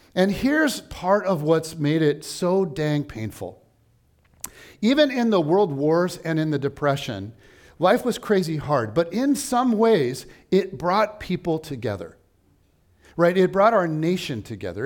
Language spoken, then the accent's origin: English; United States; as an American